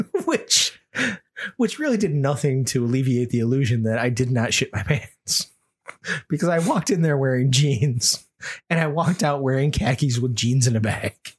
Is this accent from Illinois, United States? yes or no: no; Rochester, New York, United States; my hometown institution